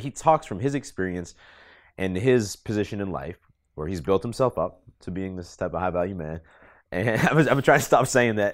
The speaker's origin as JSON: {"language": "English", "town": "Boston", "region": "Massachusetts", "country": "United States", "tie": "born or raised there", "moved": "as an adult", "said": "I grew up in Boston mainly"}